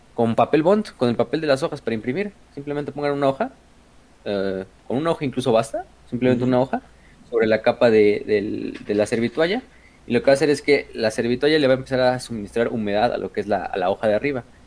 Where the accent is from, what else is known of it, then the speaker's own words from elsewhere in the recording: Mexico; somos mexicanos